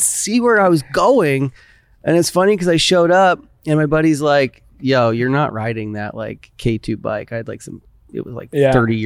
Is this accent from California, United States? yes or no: yes; Mammoth Lakes, California, United States; growing up in Mammoth